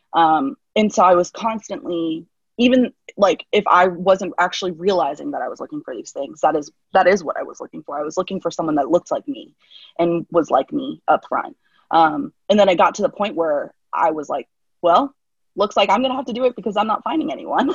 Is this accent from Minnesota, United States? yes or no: no; Central Florida, United States; also born or lived in Costa Rica; I'm from Central Florida